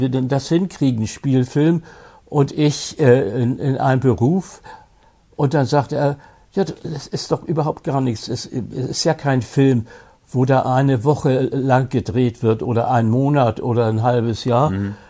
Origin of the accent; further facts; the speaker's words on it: Hamburg, Germany; in meiner Heimatstadt Hamburg